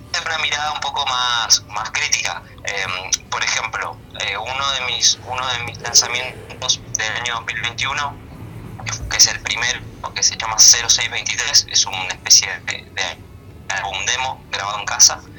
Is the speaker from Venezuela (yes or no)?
no; Patagonia, Argentina; Vengo desde Patagonia